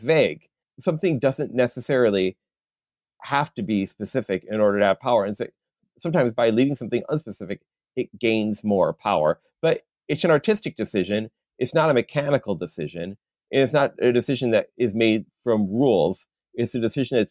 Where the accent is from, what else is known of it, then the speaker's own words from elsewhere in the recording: Troy, Michigan, United States; growing up in Troy, Michigan